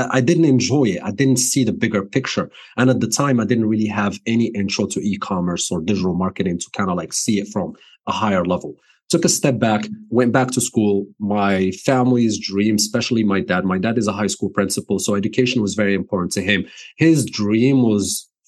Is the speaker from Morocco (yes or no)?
yes; Morocco; English is a second language; moved away as an adult; also born or lived in New Jersey, United States; now in United States; I was born and raised in Morocco. I moved to the States in 2010